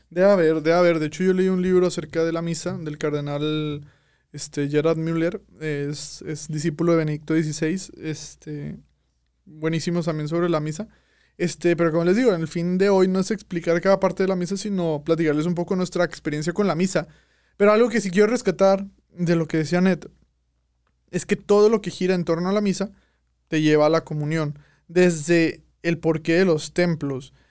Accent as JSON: {"language": "Spanish", "town": "Monterrey", "region": "Nuevo León", "country": "Mexico", "said": "como regios"}